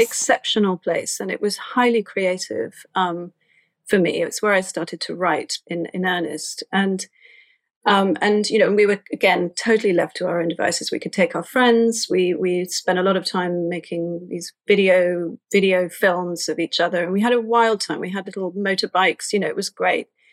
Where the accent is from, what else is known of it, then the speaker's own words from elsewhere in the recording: London, United Kingdom; I was raised in Islington in North London.